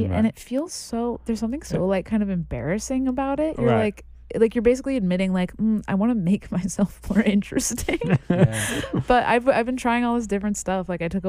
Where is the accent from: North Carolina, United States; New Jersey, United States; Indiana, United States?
Indiana, United States; moved away as an adult; now in New York, United States; I'm from Indiana.